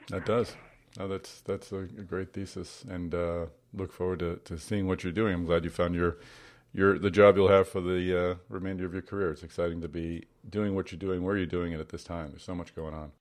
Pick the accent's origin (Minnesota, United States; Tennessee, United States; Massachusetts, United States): Massachusetts, United States; Boston; Boston, my hometown